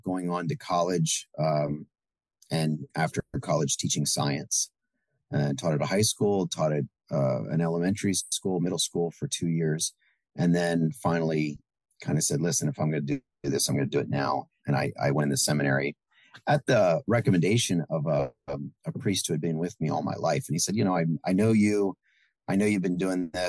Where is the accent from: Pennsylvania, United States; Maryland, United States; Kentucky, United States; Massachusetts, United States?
Pennsylvania, United States; Strasburg; I grew up in South Central Pennsylvania, grew up in Strasburg, a small town in Lancaster County